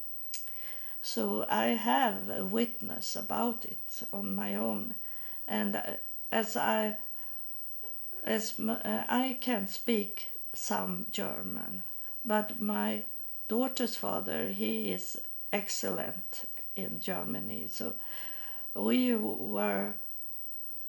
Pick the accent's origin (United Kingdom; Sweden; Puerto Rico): Sweden; English is a second language; I'm coming from Sweden